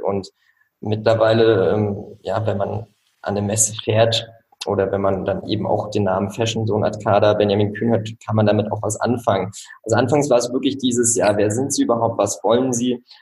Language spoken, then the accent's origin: German; Switzerland; moved away as an adult; now in Rostock, Germany; ich bin tatsächlich in der Schweiz aufgewachsen